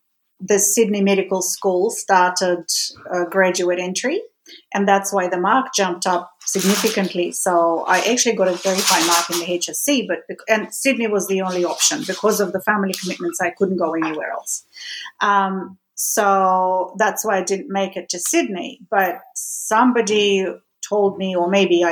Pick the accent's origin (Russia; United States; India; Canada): Russia; moved away; Being Russian and growing up in Russia